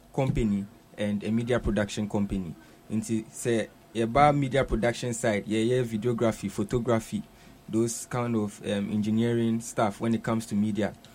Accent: Accra, Greater Accra, Ghana; I was born here in Accra. And then I gained admission to Accra Academy after JHS, and then I moved on to the university, Valley View University

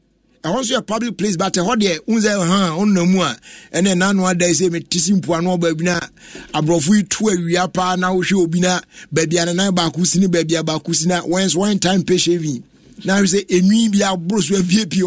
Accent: Tema, Greater Accra, Ghana; from Tema, New Town.

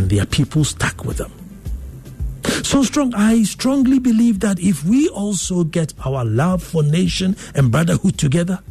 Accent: Ghana; I'm Ghanaian

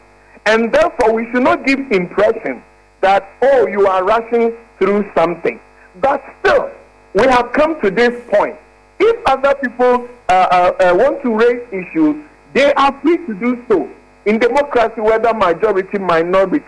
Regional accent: Ghana; When I am hungry as a Ghanaian

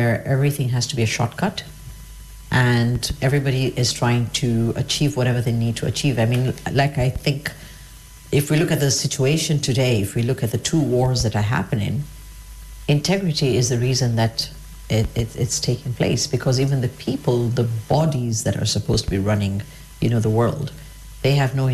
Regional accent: Kenya; also born or lived in United Kingdom; I'm from Kenya, I'm a Kenyan

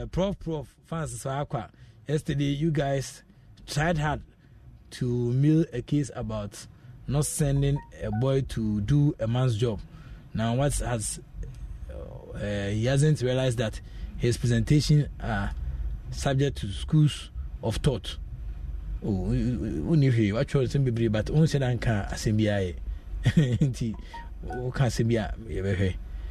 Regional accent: Nigeria; I am from Nigeria. I am from Nigeria.

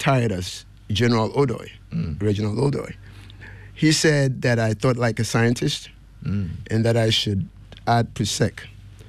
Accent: Kumasi, Ashanti, Ghana; moved away as an adult; also born or lived in Accra, Ghana / United States (DMV area); I was born and raised in Kumasi, but I also did some primary education in Accra. I did class 4, 5, and 6 at Garrison Primary.

